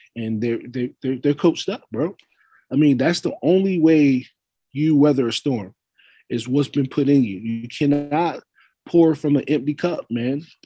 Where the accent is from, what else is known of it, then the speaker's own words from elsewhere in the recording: East Coast, United States; moved away; I was born on the East Coast